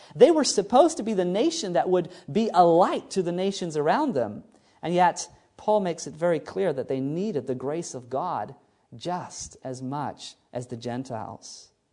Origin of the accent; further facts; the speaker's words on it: New Zealand; moved away; New Zealand, which is basically my home country where I was born